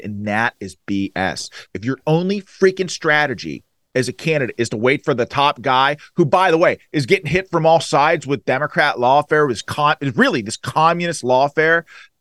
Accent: Allegheny County, Western Pennsylvania, United States; I was a Western Pennsylvania guy. I was from Allegheny County

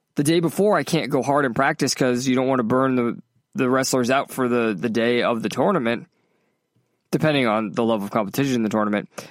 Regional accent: New England, United States; moved away as an adult; also born or lived in Worcester, Massachusetts / South Carolina; now in Los Angeles, United States; I grew up in New England

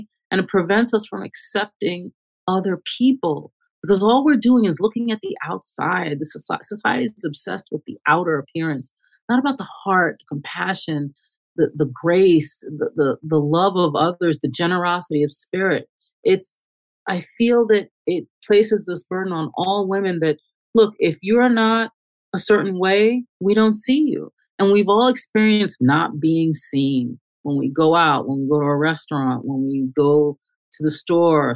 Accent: Long Island, New York, United States; also born or lived in St. Thomas, Jamaica / Bronx, New York / Manhattan / Queens; I was born in Jamaica, St. Thomas, Jamaica, in the West Indies. I grew up in the Bronx until I was 8 years old, and then we moved to Long Island.

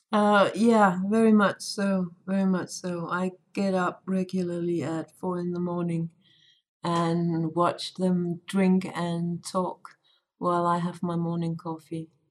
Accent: Denmark; I'm from Denmark, which is a tiny country

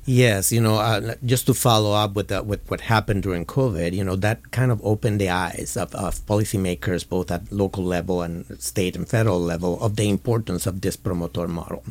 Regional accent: Puerto Rico; moved away as an adult; now in California, United States; I was born and raised in Puerto Rico and moved to California

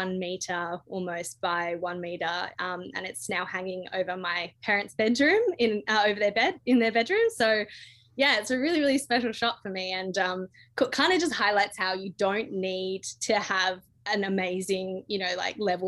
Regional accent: Western Australia, Australia; Western Australia is my home state, and I've just got a really special connection with the down south. I actually live and work in the southwest now

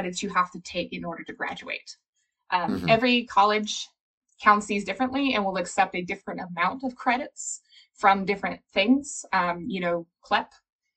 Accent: Appalachia, United States; my own background growing up in Appalachia

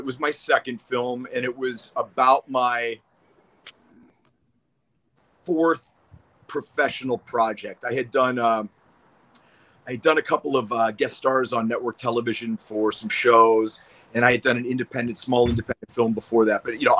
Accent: Pennsylvania, United States; moved away as an adult; also born or lived in Boston, United States; I mean, I came out here from Pennsylvania. Well, I was going to school in Boston at Boston University, and I transferred to UCLA.

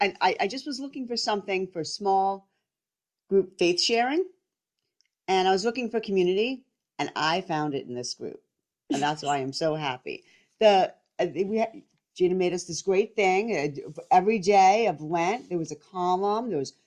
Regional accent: New Jersey, United States; I'm a Catholic wife, mom, and I'm from New Jersey.

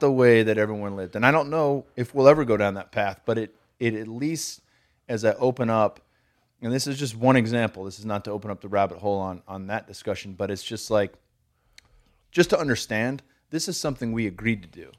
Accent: California, United States; I'm from California

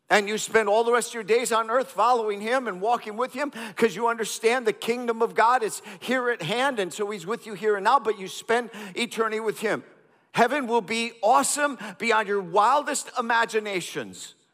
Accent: India; I grew up in India

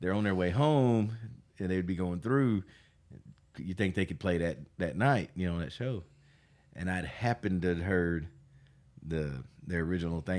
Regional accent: North Little Rock, Arkansas, United States; I'm from North Little Rock.

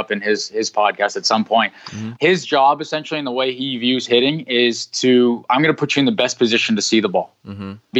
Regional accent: Canada; I'm from Canada

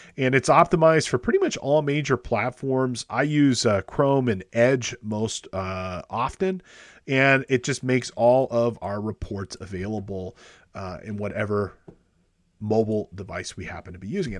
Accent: Los Angeles, California, United States; my hometown of Los Angeles

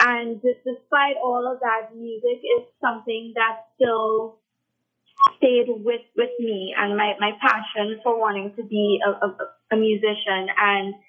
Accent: Trinidad & Tobago; I love my Trinidadian culture. I have sung Calypso when I was a kid. I won two competitions in my school

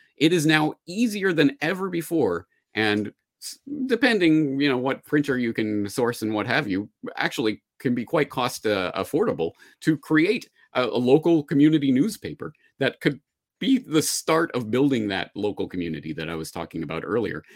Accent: Calgary, Alberta, Canada; now in Japan; my hometown of Calgary

